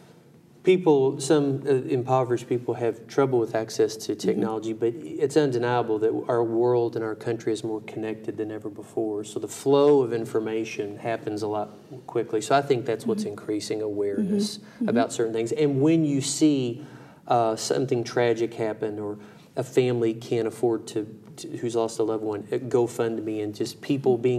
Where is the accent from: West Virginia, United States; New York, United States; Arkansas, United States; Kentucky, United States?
Kentucky, United States; Brandenburg; my hometown of Brandenburg, Kentucky